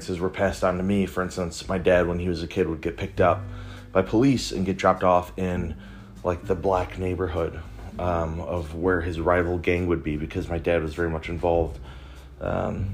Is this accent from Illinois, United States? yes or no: yes; Chicago, Illinois, United States; I'm Puerto Rican and I grew up in Chicago